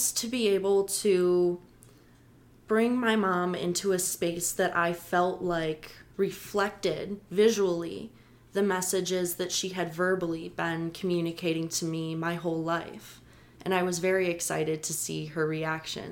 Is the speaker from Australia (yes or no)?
no; Chicago, Illinois, United States; I am a hometown girl. I love Chicago. I love my hometown